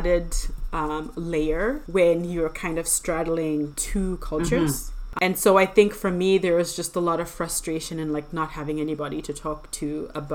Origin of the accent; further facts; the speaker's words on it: Zimbabwe; moved away as an adult; now in Canada; We're both from Zimbabwe, but we've lived in Canada for, 15, 16 years